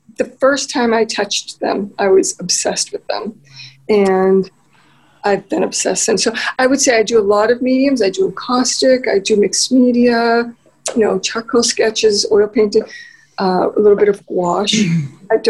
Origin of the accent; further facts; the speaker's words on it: United States; accent: American; my American accent